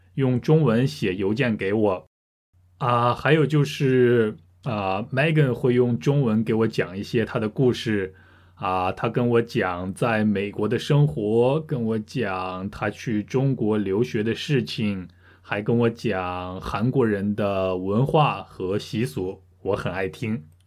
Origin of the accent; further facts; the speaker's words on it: Hamburg, Germany; Chinese is a second language; 来自德国的汉堡